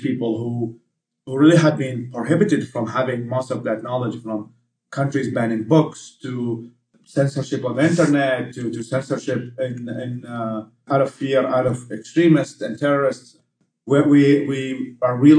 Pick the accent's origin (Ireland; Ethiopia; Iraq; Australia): Iraq; Baghdad, Baghdad Governorate; English is a second language; moved away as an adult; also born or lived in Babylon / Texas; now in Washington, D.C., United States; my hometown of Baghdad